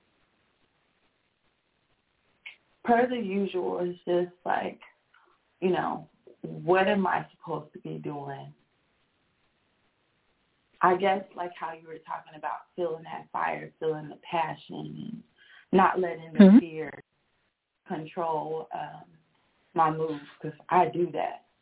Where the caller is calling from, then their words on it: Texas, United States; I'm calling from Texas